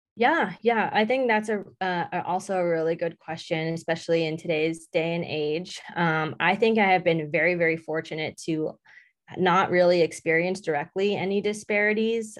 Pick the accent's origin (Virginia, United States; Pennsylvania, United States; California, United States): California, United States; Southern; moved away as an adult; now in Indiana, United States; I grew up in Southern California